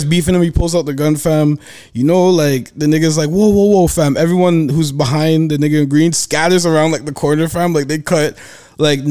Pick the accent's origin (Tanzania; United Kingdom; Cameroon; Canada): Canada; Toronto, Ontario; I'm from Toronto.